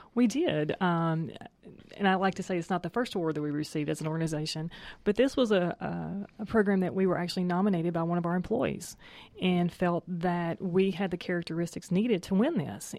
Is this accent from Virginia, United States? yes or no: no; Tennessee, United States; moved away as an adult; now in Atlanta, United States; I'm a native of Tennessee